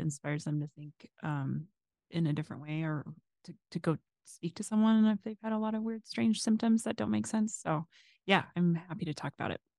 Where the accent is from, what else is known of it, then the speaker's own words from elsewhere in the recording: Phoenix, Arizona, United States; moved away; also born or lived in Washington, District of Columbia, United States; living in Arizona growing up